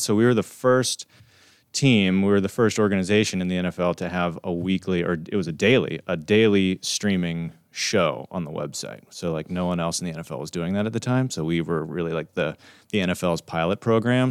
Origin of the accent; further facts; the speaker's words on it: Pennsylvania, United States; we're from Pennsylvania